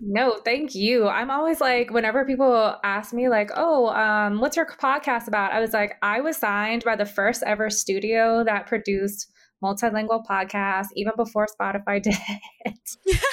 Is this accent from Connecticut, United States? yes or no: no; Big Island of Hawaii, United States; also born or lived in Oahu, Hawaii; I was raised on the Big Island of Hawaii or Hawaii Island